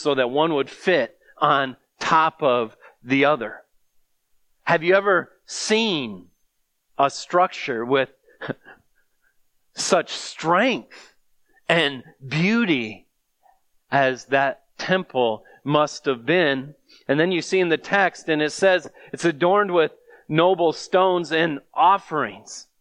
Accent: United States; as an American

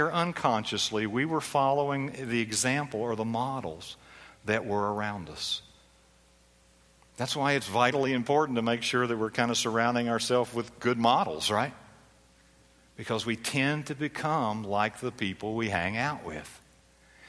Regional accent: Philadelphia, Pennsylvania, United States; I was born in Philadelphia. Now, my parents were kind of Southern, but I was born in Philadelphia

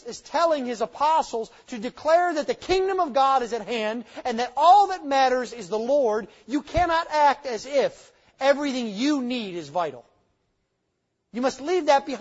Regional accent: United States; moved away; I grew up near the Canadian border

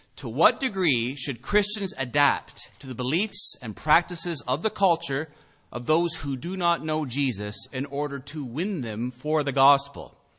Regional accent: Canada; as Canadian citizens

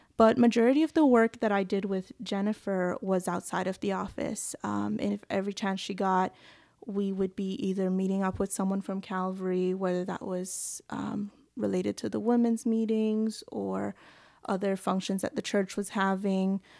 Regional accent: Belize; moved away as an adult; now in Newfoundland, Canada; I grew up in Belize, a small country in Central America near Mexico, and I came to Newfoundland in about twenty sixteen

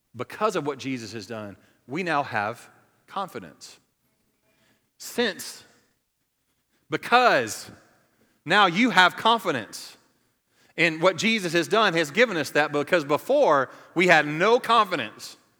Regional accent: the South, United States; We're from the South. We're from the Bible Belt. It's a cultural thing for me.

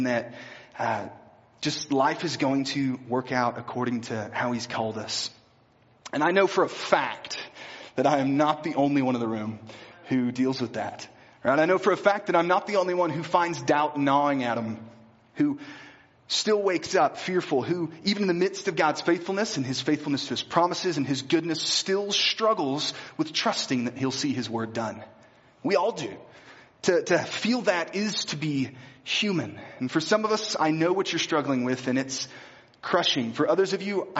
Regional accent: Bryant, Arkansas, United States; moved away; Grew up in a town called Bryant, Arkansas, which is just south of the capital city of Little Rock

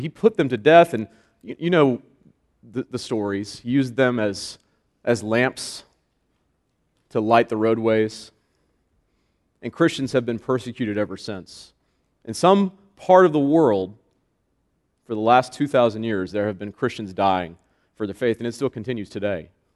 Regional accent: Florida, United States; moved away as an adult; I am a Floridian. I was born in Florida, third generation Floridian, which is extremely rare, by the way. Uh, I lived there for 27 years.

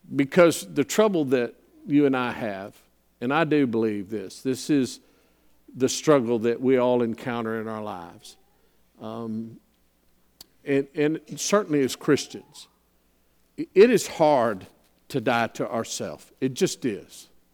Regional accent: San Antonio, Texas, United States; I grew up in San Antonio

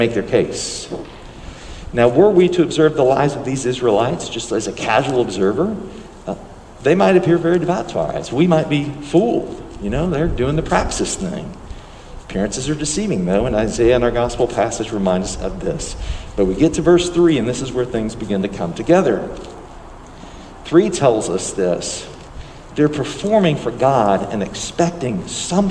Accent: United States; we're American Christians

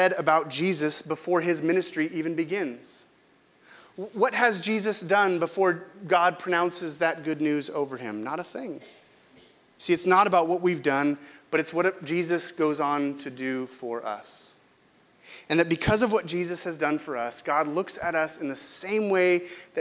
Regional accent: Visalia, California, United States; moved away; I grew up with Derek in Visalia

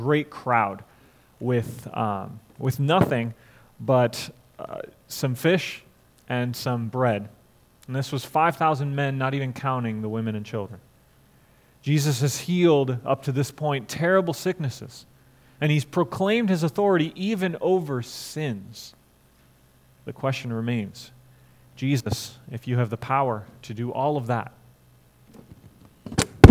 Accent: Florida, United States; also born or lived in St. Louis, Missouri; I grew up in Florida, except for 3 years in St. Louis. I've been in Florida my whole life

